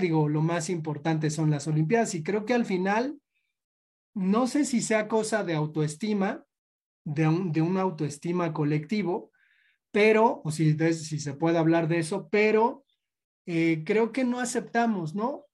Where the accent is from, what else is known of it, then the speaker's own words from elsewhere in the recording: Mexico; como comunidad, como cultura mexicana